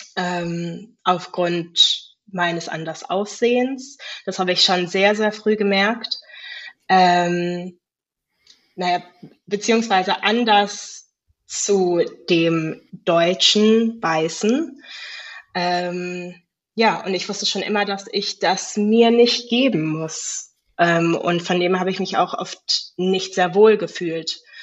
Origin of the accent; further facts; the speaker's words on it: Cape Town, Western Cape, South Africa; moved away as an adult; now in Germany; Kapstadt selber ist sehr, ich meine, ja, Südafrika ist auch sehr divers. Ähm, aber ich bin dort in der, ja, Mittelklasse aufgewachsen